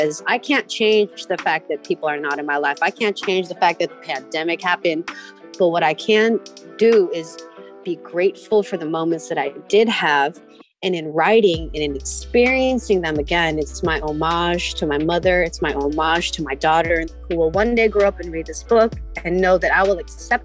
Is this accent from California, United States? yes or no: yes; San Francisco, California, United States; I grew up in the Excelsior